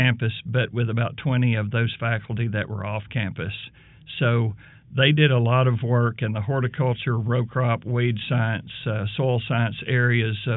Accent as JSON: {"language": "English", "region": "central Arkansas", "country": "United States", "tie": "born or raised there", "moved": "yes", "lives_now": "Alabama, United States", "said": "I grew up in the state of Arkansas, in central Arkansas, in the foothills of the Ouachita Mountains, basically between Benton and Hot Springs"}